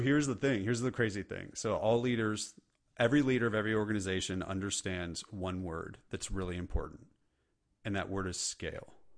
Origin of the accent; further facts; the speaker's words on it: California, United States; now in the South, United States; I live in the South and I'm from California